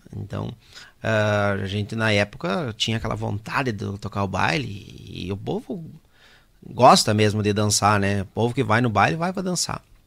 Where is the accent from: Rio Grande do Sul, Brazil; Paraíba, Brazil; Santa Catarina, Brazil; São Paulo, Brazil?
Rio Grande do Sul, Brazil; Caxias do Sul; also born or lived in Erechim; Porque eu sou de Caxias, né? Uhum. Natural de Caxias